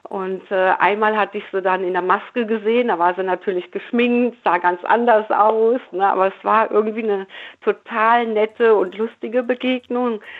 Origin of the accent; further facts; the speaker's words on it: Cologne, North Rhine-Westphalia, Germany; Aber ja, als Kölner aber selbst, ach